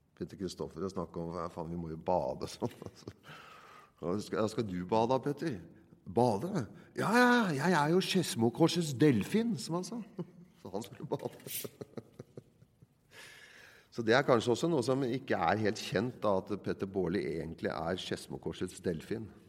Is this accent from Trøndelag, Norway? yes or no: no; Nøtterøy, Vestfold, Norway; jeg er jo fra Nøtterøy, oppvokst på et sted som heter Årøysund